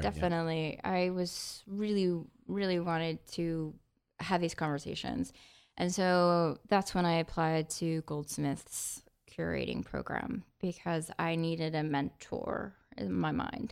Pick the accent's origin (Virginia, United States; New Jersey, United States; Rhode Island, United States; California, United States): New Jersey, United States; northwest; also born or lived in Ohio; moved back home with my mom in New Jersey